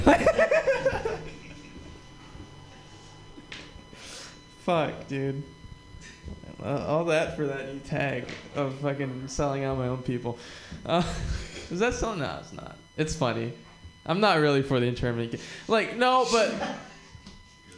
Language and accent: English; Hawaii, United States; I'm also from Hawaii and I'm Japanese